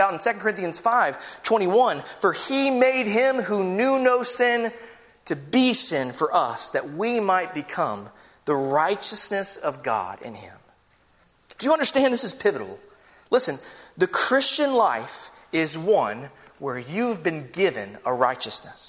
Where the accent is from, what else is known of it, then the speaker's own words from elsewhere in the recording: United States; We're American here.